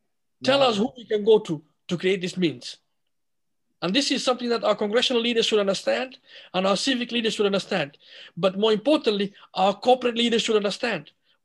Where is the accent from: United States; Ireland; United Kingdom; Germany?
United States; I told them I'm an American. We don't run, we don't hide, and we don't back down, you know? We are Americans.